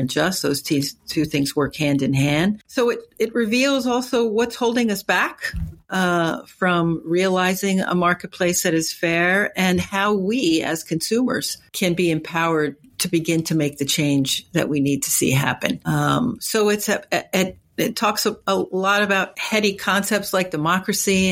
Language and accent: English; Newark, New Jersey, United States; growing up in Newark, New Jersey in the 60s